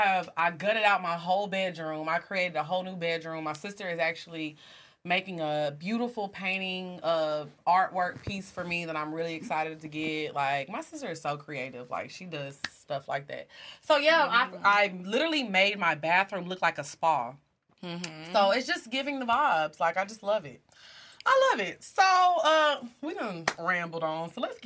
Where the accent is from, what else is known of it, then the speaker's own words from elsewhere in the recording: Dallas, Texas, United States; Hey, I'm from Dallas. And I eat Rudy's, period.